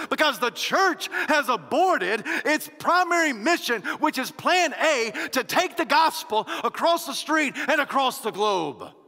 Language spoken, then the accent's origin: English; United States